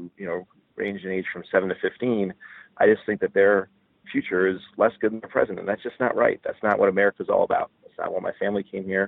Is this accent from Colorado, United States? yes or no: no; Johnstown, New York, United States; now in Scarsdale, United States; So I was born in 1971 in Johnstown, New York. It's Fulton County, about an hour northwest of Albany, very rural, working class town